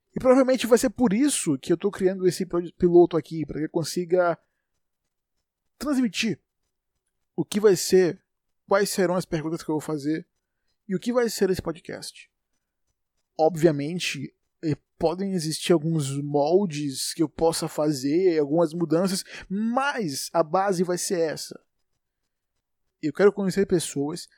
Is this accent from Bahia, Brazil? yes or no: yes; Salvador, Bahia, Brazil; sou de Salvador, Bahia